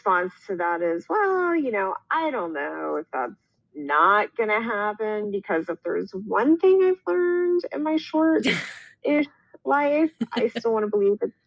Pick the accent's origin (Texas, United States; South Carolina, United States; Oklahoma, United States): South Carolina, United States; Columbia; moved away as an adult; also born or lived in Miami, Florida; now in Denver, United States; I live in Denver, but I'm from Columbia, South Carolina